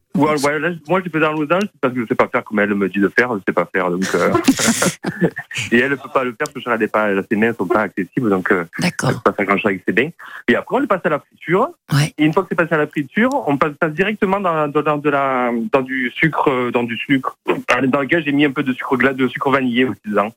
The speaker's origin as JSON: {"language": "French", "region": "Provence-Alpes-Côte d'Azur", "country": "France", "said": "ne suis pas Corse, je suis provençal"}